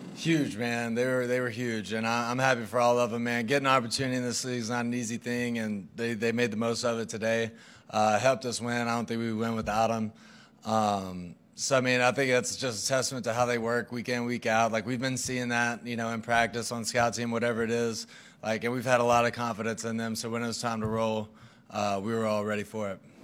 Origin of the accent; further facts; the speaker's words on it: Mississippi, United States; moved away; We're both from Mississippi, like, thirty minutes apart